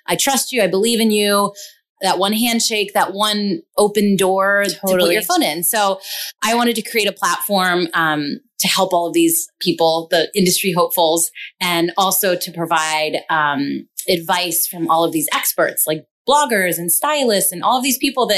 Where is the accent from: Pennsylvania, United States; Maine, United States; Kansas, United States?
Pennsylvania, United States; York; moved away as an adult; now in Los Angeles, United States; I hail from York, Pennsylvania, a really small, like small town in Pennsylvania in between Philly and Baltimore